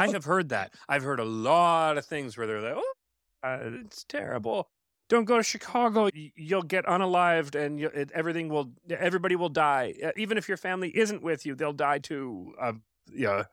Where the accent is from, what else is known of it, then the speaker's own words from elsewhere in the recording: Canada; I'm Canadian